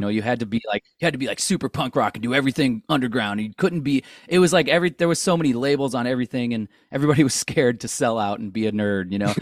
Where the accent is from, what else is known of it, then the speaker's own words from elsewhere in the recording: St. Louis, Missouri, United States; we're all from Saint Louis. We all grew up down the street from each other